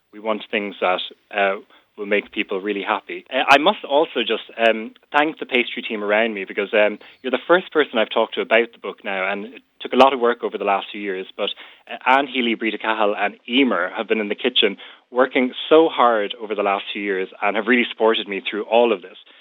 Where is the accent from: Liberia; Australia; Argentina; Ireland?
Ireland; North County Cork, Munster; I'm from North County Cork